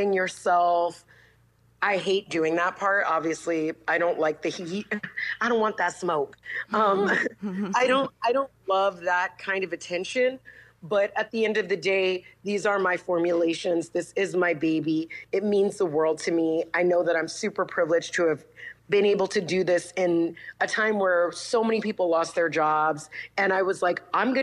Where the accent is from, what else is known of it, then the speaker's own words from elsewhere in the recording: New York City, New York, United States; I am originally from the Bronx, New York